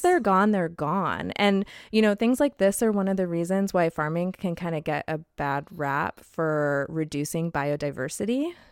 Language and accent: English; Southern California, United States; moved away; also born or lived in Phoenix, Arizona; I grew up in Southern California